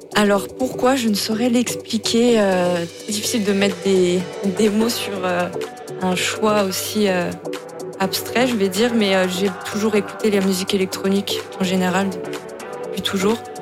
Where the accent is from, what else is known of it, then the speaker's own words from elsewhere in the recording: the North, Hauts-de-France, France; moved away as an adult; now in Toulouse, France; À la base, je viens du Nord. Ça fait 10 ans que j'habite à Toulouse